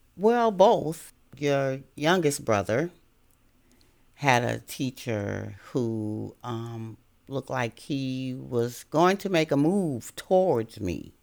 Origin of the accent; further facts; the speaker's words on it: Chicago, Illinois, United States; moved away as an adult; now in Virginia, United States; I was born in Chicago, Illinois, and that's where I attended schools